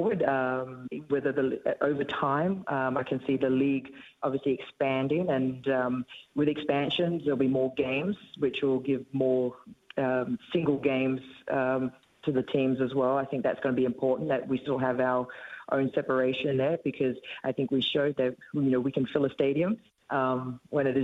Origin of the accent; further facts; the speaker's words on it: Australia; moved away; I'm an Australian